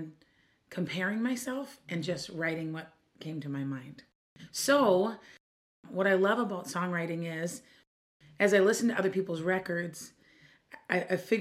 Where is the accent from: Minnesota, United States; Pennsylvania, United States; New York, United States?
Minnesota, United States; Minneapolis; I'm from Minneapolis, Minnesota